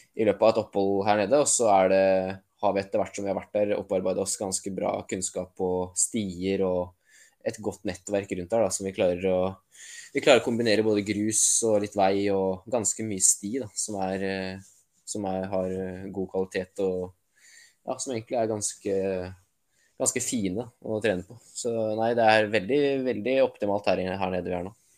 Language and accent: Norwegian; Norway; profesjonell terrengsyklist som nordmann